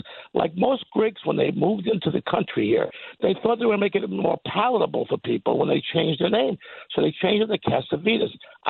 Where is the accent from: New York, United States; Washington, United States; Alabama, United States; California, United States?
New York, United States; New York City; I'm born and raised in New York City, 21st Street between 7th and 8th Avenue.